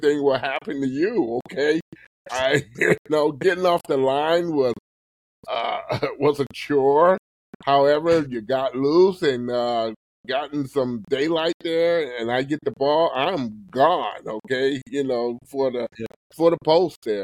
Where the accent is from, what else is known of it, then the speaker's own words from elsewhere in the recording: Michigan, United States; also born or lived in London, Ontario, Canada; I am a Canadian. From London, Ontario, Canada, there, originally born. And came down in the state of Michigan